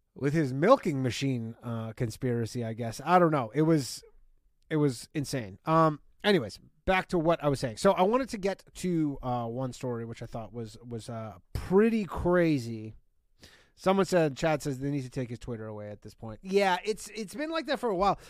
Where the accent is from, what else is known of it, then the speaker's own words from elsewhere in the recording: Burlington, Ontario, Canada; Burlington, Ontario, what is up? My hometown